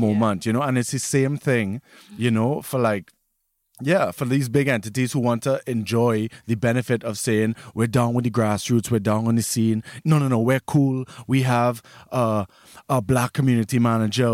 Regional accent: Trinidad & Tobago; moved away as an adult; now in Germany; I grew up in Trinidad my whole life

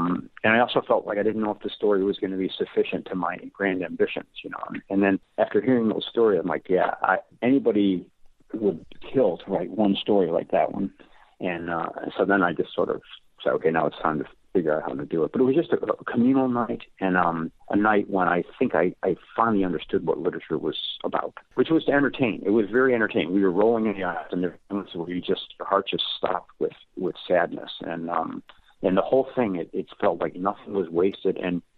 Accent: Amarillo, Texas, United States; moved away as an adult; Well, when I came from Amarillo, Texas, I had gotten into the Syracuse program. It was my first trip east

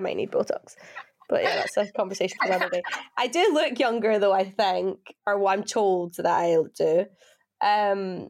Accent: Scotland, United Kingdom; born or raised there; moved away as an adult; also born or lived in England

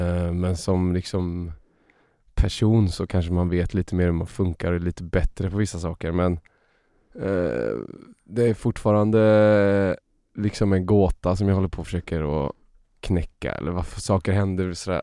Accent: Uddevalla, Västra Götaland, Sweden; jag växte upp i Bohuslän

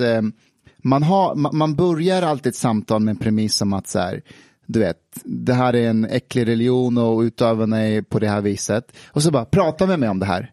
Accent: Afghanistan; now in Sweden; när jag växte upp i Afghanistan

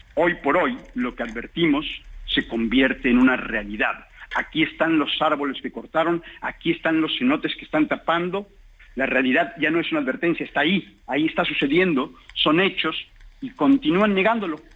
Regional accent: Quintana Roo, Mexico; somos los habitantes de Quintana Roo

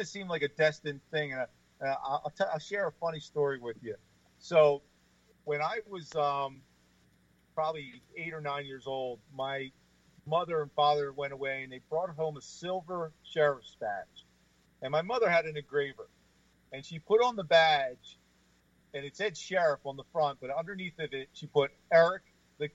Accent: Atlantic City, New Jersey, United States; I was born and raised in Atlantic City. You know, I graduated from Atlantic City High School

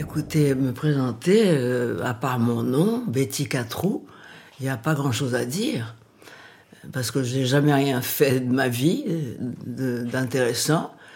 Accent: Paris, Île-de-France, France; also born or lived in Brazil / England; Je suis née au Brésil. Elle euh, s'est mariée quand j'avais 4 ans avec un Français, donc nous sommes venus à Paris vivre.

